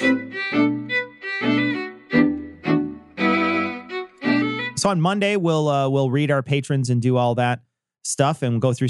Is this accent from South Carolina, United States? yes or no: no; Chicago, Illinois, United States; I am from Chicago